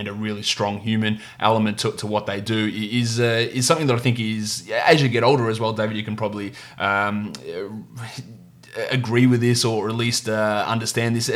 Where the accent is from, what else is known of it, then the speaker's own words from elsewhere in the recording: Victoria, Australia; my home country, my home state of Victoria here in Australia